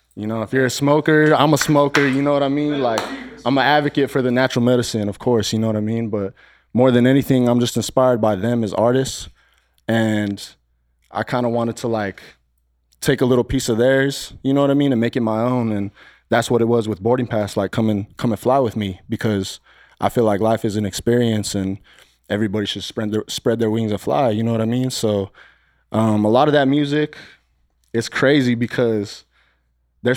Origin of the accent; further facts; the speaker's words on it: Silver City, New Mexico, United States; now in Phoenix, United States; From New Mexico, Silver City, New Mexico.